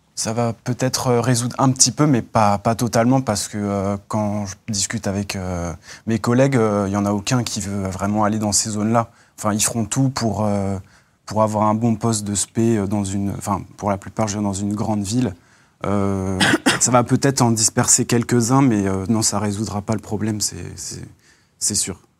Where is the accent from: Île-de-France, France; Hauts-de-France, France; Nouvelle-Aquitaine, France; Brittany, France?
Île-de-France, France; Seine-et-Marne; je viens du 77, un peu la campagne et tout